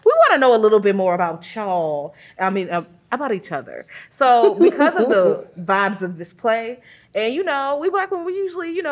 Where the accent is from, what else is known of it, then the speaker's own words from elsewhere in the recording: Richmond, Virginia, United States; moved away; I am from Richmond